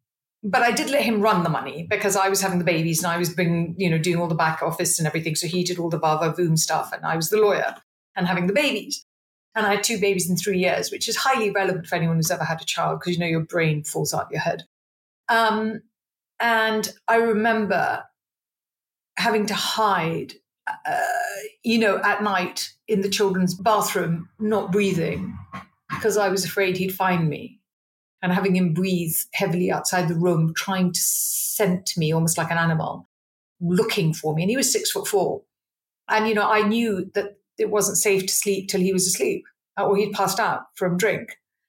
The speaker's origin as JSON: {"language": "English", "country": "India", "said": "I always laugh and say, you know, I'm an Indian, so my choices were doctor, lawyer, accountant, marriage or death type thing."}